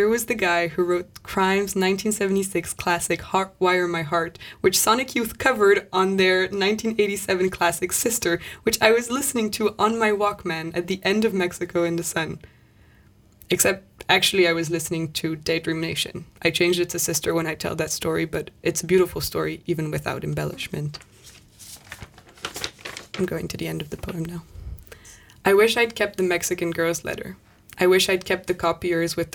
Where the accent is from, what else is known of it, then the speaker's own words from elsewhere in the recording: Paris, Île-de-France, France; I grew up in Paris, but my family's Irish and Italian